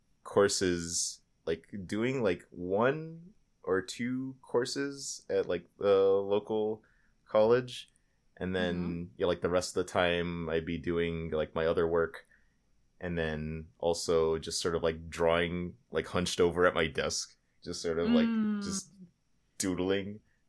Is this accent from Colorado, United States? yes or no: no; Florida, United States; I grew up in Florida. And it's, like, very rainy.